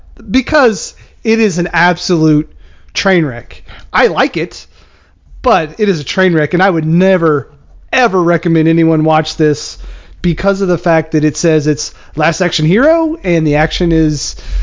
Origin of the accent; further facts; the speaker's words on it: Lexington, Kentucky, United States; I grew up in Lexington